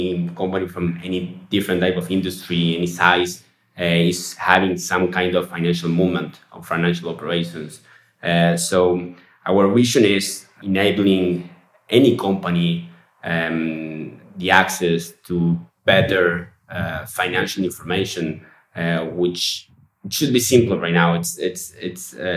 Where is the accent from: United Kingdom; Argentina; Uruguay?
Uruguay; We're from Uruguay, yes. We have headquarters here in Montevideo